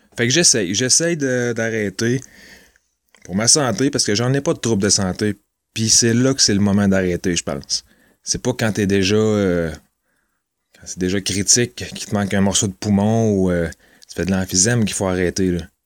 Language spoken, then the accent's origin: French; Trois-Rivières, Quebec, Canada; Je viens de Trois-Rivières, ça fait, euh, trente-deux ans que j'habite ici.